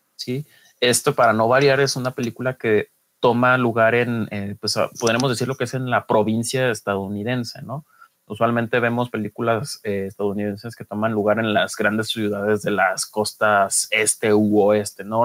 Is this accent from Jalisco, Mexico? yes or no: yes; Guadalajara, Jalisco, Mexico; soy eh, tapatío, vivo aquí en, en Guadalajara